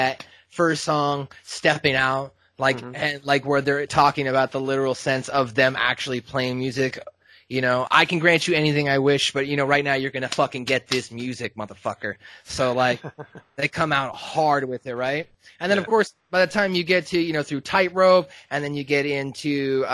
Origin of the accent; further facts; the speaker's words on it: Southern California, United States; I grew up in Southern California in a cluster and a melting pot of different friends and groups